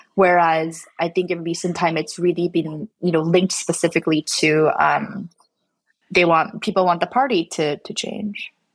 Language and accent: English; Canada; I'm not American, I'm, I'm from Canada and my family's from Korea